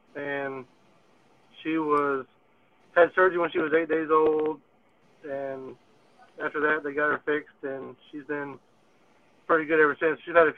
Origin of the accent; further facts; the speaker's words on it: Memphis, Tennessee, United States; also born or lived in Vero Beach, Florida / Texas; I'm from Memphis, Tennessee area.